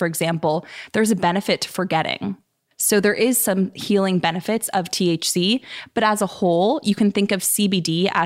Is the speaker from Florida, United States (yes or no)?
no; Bay Area, California, United States; I grew up in the Bay Area